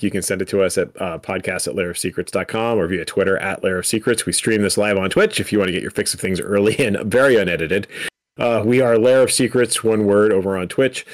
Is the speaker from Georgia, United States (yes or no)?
no; New Jersey, United States; moved away; also born or lived in central Pennsylvania; in my home state